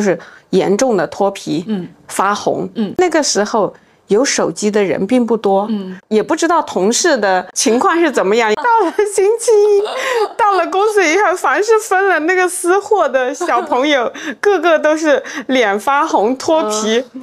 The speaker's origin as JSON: {"language": "Chinese", "region": "Yunnan", "country": "China", "tie": "born or raised there", "said": "我是来自云南的，嗯。从小被高原晒得很黑很黑，嗯。大理平均海拔都是两三千米"}